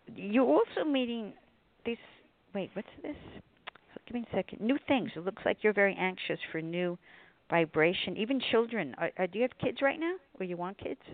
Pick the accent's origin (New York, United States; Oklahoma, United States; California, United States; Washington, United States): New York, United States; now in Connecticut, United States; I'm from New York